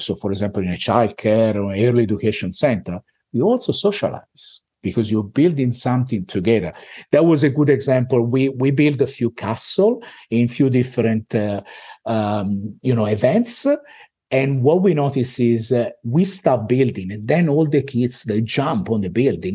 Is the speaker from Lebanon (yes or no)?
no; Italy; accent: Italian; moved away as an adult; now in Australia